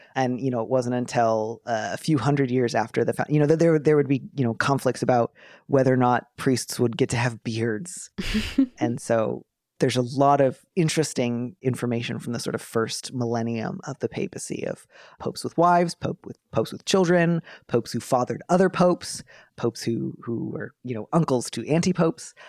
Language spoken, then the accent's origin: English; Midwest, United States; I grew up in the Midwest in the eighties and nineties.